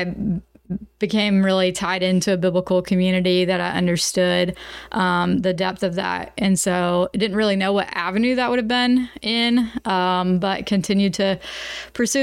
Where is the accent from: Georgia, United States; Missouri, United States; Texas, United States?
Georgia, United States; Statham; moved away as an adult; now in Eastern Kentucky, United States; I grew up in Statham, Georgia, and lived in a on a farm